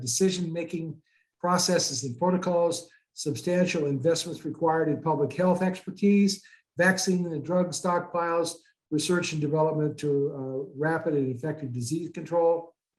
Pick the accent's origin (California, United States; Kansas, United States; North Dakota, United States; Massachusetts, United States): Kansas, United States; Goodland; now in Loveland, United States; I was born in Goodland, Kansas